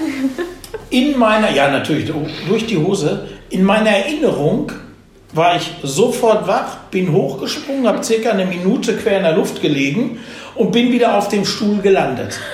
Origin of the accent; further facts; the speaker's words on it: Dortmund, North Rhine-Westphalia, Germany; also born or lived in Hagen; ich komme aus Dortmund